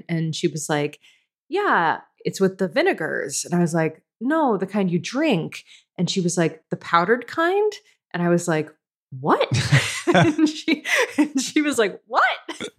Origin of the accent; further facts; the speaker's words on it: East Coast, United States; now in Canada; I'm from the East Coast.